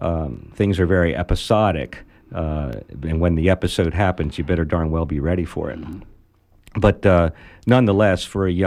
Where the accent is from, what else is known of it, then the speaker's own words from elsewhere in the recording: Baltimore, Maryland, United States; born there; also born or lived in Venezuela; No, I lived in Maryland. I was born in Baltimore.